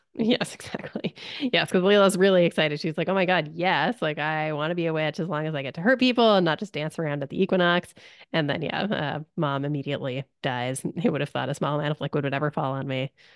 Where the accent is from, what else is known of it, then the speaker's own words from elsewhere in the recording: Canada; as a Canadian